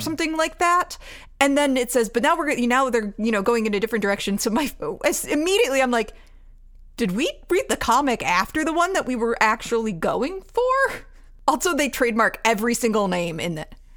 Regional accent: Georgia, United States; I grew up in Georgia

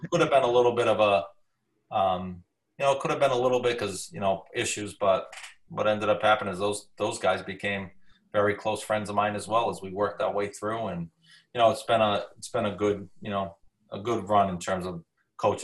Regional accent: Cranston, Rhode Island, United States; also born or lived in Johnston, Rhode Island; I grew up around Cranston East football, you know, probably, you know, five and six years old

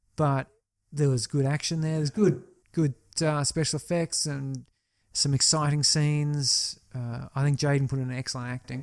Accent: Australia

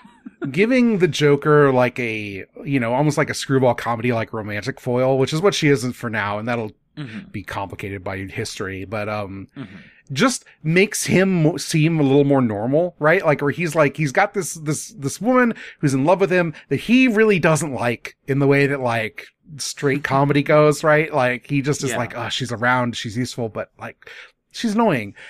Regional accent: Midwest, United States; as a kid growing up in the Midwest

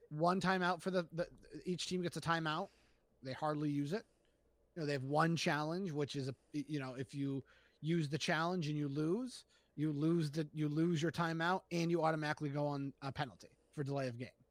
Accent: Springfield, Massachusetts, United States; Growing up in Springfield

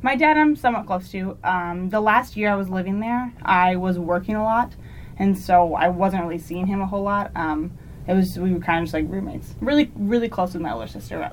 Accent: Huntsville, Arkansas, United States; moved away as an adult; I'm from Huntsville, Arkansas.

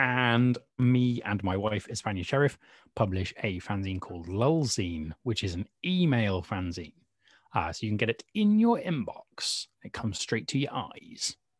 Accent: United Kingdom; accent: British; I am, as you probably can tell from my accent, um, uh, British

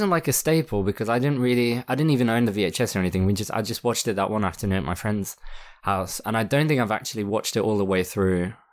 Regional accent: France; English is a second language; because I grew up in France, so my English wasn't like my English was fluent, but like in terms of accents and stuff

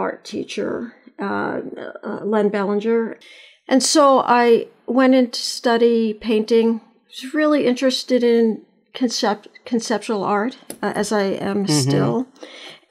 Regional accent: New York City, New York, United States; I born and raised in Brooklyn

